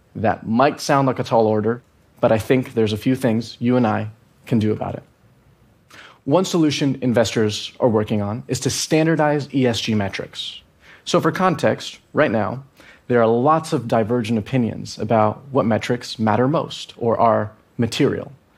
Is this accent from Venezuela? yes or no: yes; Venezuela; I'm from Venezuela